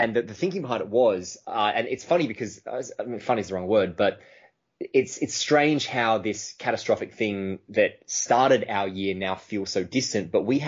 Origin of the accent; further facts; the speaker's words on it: Melbourne, Victoria, Australia; So I'm from Melbourne, Australia, obviously.